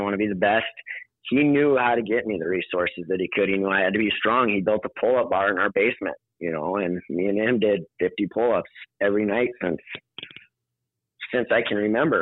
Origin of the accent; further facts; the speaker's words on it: Sturgis, South Dakota, United States; moved away as an adult; also born or lived in Winner, South Dakota; now in St. Louis Park, United States; So we moved over to Sturgis from Winter, South Dakota. It would have been my first, when I was in first grade